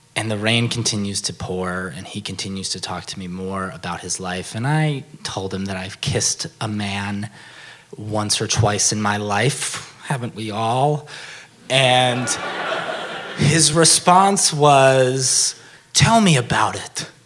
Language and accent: English; New Jersey, United States; moved away as an adult; also born or lived in New York / Austin, Texas; I grew up in New Jersey and I lived in New York for a few years